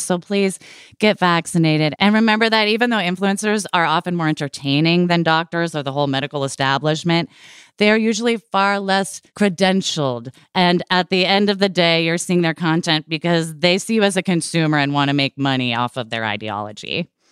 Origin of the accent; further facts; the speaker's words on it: Portland, Oregon, United States; I grew up in Portland, Oregon in the late eighties, early nineties